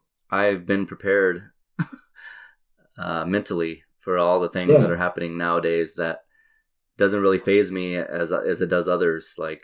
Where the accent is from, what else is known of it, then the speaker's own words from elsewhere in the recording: Albuquerque, New Mexico, United States; So you're from LA, perfect, you know. I'm from Albuquerque.